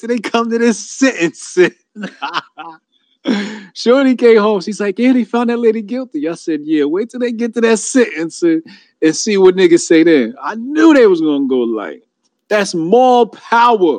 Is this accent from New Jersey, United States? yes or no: yes; New Jersey, United States; I'm from Jersey